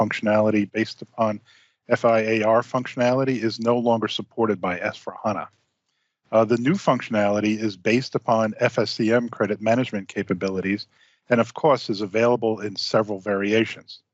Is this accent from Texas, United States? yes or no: no; Long Island, New York, United States; moved away; I grew up on Long Island, New York, and was quite familiar with deep sea fishing